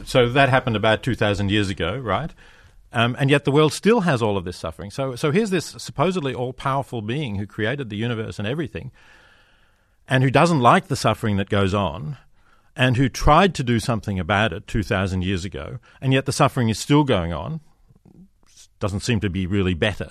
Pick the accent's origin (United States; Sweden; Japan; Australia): Australia; I come from Australia, you know, there's seasonal droughts